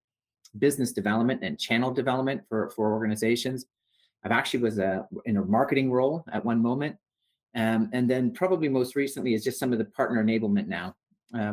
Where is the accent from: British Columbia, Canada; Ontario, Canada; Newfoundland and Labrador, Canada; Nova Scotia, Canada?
Ontario, Canada; Toronto; Originally, I'm from Toronto in Canada